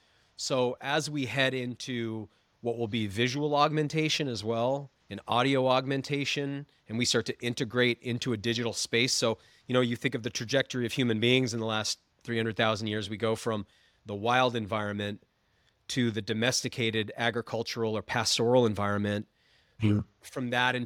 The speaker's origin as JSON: {"language": "English", "region": "Maine", "country": "United States", "said": "I'm from Maine"}